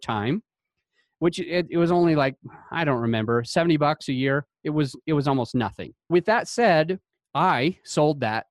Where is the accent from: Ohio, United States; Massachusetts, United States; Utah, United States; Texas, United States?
Utah, United States; I grew up in Utah.